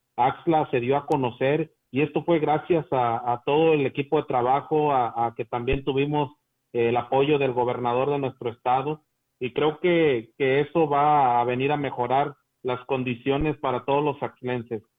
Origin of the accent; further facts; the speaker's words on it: Huasteca, Mexico; nuestra Huasteca